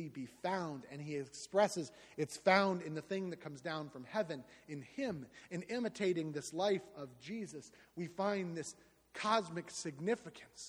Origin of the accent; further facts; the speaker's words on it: Southwest Florida, United States; I am from Southwest Florida.